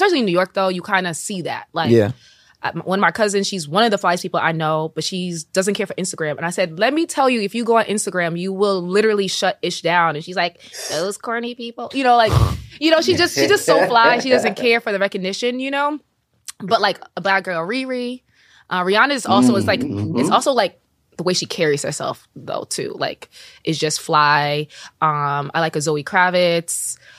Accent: Jamaica; I'm Jamaican. So I used to watch the dancehall videos as a kid with the family, like at the dance, you know.

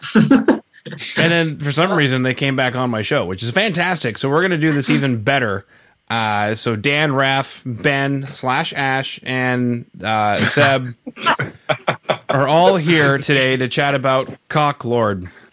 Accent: central Canada, Canada; now in Western Canada, Canada; originally I'm from Central Canada, and now I live in yeah. Western Canada.

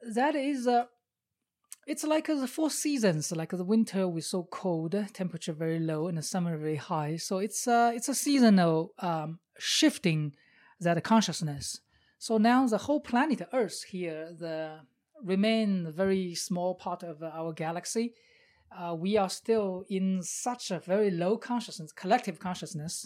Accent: China; English is a second language; moved away as an adult; I was born in China in 1973.

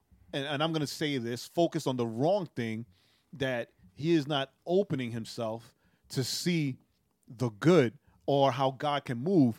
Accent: New York, United States; In Rehoboth, the church I grew up in New York, Rehoboth

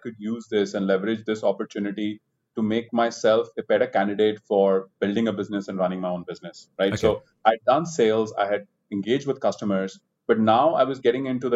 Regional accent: India; moved away as an adult; also born or lived in London; although I'm an Indian and, you know, I spent all my life in India, I never worked in India before

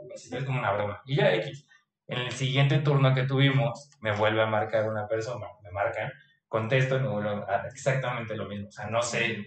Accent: Mexico; moved away as an adult; now in Germany; soy de México, sabe que estudié medicina

